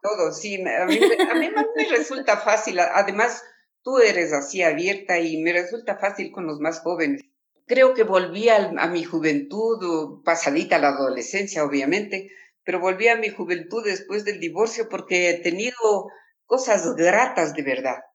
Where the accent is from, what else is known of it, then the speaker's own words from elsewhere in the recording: Latacunga, Cotopaxi, Ecuador; now in Quito, Ecuador; yo soy de la Tacunga